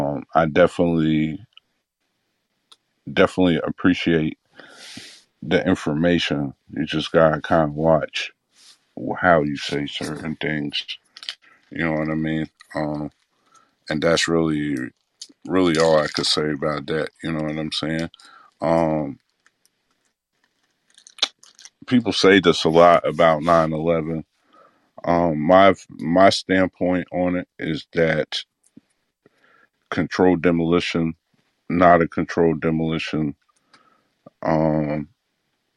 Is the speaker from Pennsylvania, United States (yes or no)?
no; Illinois, United States; I'm from Illinois